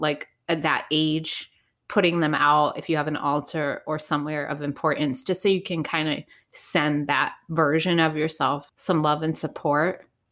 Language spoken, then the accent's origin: English; Providence, Rhode Island, United States; I grew up in Providence, Rhode Island